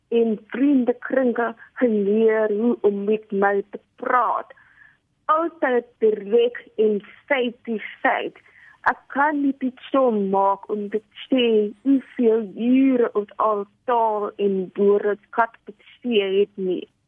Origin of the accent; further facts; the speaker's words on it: Cape Town, Western Cape, South Africa; Ek is gebore in Kaap. Ek was in Dennapat skool